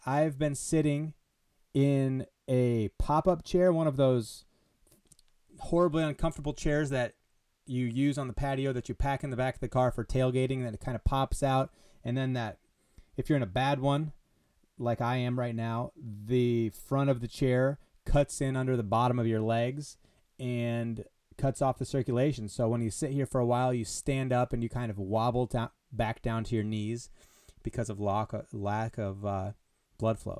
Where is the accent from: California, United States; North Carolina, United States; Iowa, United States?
Iowa, United States; Des Moines; I am from Des Moines